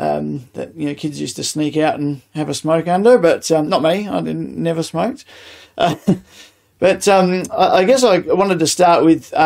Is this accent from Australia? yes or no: yes; Adelaide, South Australia, Australia; growing up in Greenacres, which is northeast suburbs of Adelaide.